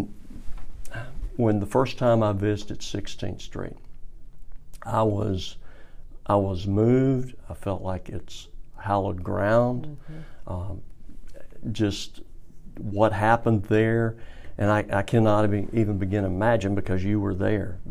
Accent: Birmingham, Alabama, United States; moved away as an adult; I'm from Birmingham, went to school in Shelby County, graduated from Samford University here in Birmingham. I lived here up until about the time I was age 24

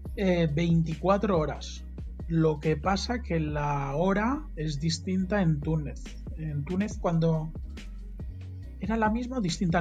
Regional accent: Mallorca, Balearic Islands, Spain; Yo soy de Mallorca

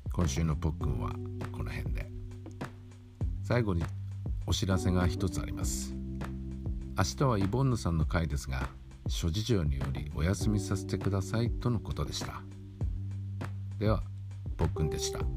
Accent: Kyushu, Japan; moved away as an adult; also born or lived in Kanagawa Prefecture / Tokyo; 僕が育った九州は地震が少ないところでした子供の頃の2年間神奈川県に住んでました

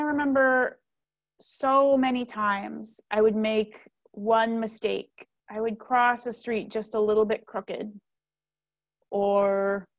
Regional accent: Nebraska, United States; I grew up in Nebraska

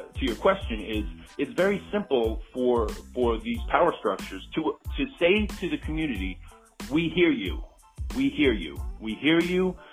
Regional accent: New York City, New York, United States; I grew up in Belrose, Queens

